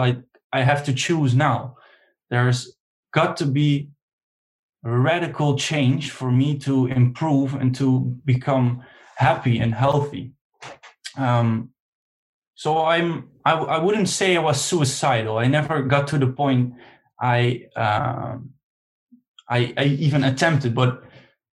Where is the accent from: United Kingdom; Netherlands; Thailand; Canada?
Netherlands; I'm from Holland and I'm 23 years old